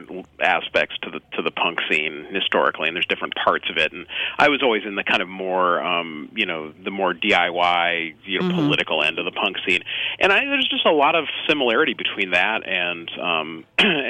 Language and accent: English; the Bay Area, California, United States; I live and work in San Francisco, and I grew up in the Bay Area